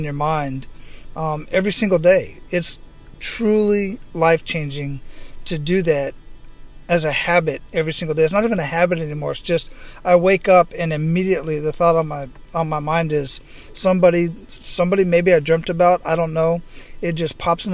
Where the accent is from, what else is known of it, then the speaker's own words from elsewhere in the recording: Phoenix, Arizona, United States; moved away; also born or lived in San Antonio, Texas / El Paso, Texas / Killeen, Texas; I grew up in Phoenix, Arizona